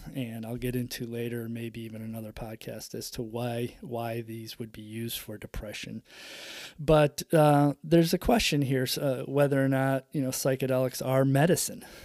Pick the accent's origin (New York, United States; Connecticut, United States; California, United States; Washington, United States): New York, United States; upstate; growing up in upstate New York in the seventies, the eighties